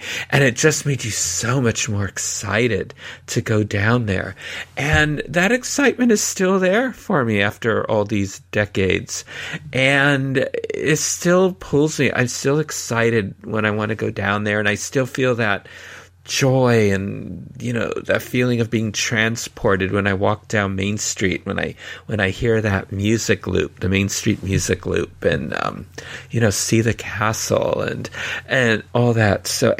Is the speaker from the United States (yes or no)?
yes; California, United States; growing up in California, and, you know, because I had family in Southern California, so visited regularly